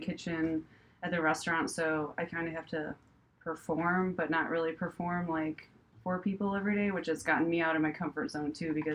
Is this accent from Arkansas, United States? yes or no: no; Crown Point, Indiana, United States; moved away as an adult; also born or lived in New York / Chicago; I'm from Crown Point